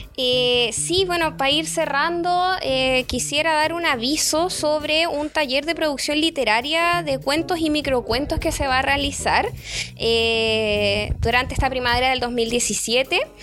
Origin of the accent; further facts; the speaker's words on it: Chile; seguimos siendo un país tremendamente conservador